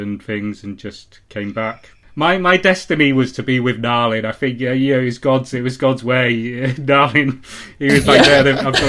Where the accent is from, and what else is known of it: United Kingdom; also born or lived in Michigan, United States